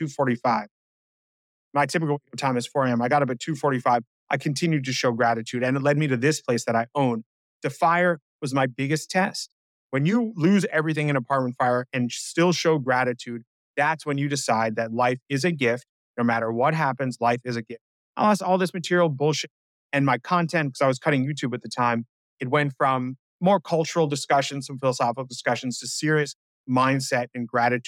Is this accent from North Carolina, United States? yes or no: no; New York City, New York, United States; I grew up on the Upper West Side of Manhattan.